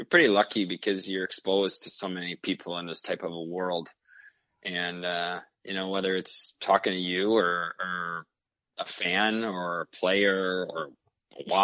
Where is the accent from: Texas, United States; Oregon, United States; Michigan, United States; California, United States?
Michigan, United States; Growing up in Michigan, you know, you grew up in Detroit. I watched, naturally, Datsyuk and Zetterberg.